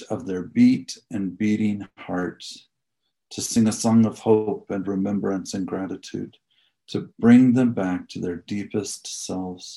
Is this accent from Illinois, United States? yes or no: yes; Galesburg, Illinois, United States; moved away as an adult; also born or lived in North Carolina / Washington, District of Columbia, United States; now in Colorado Springs, United States; I grew up in Galesburg, Illinois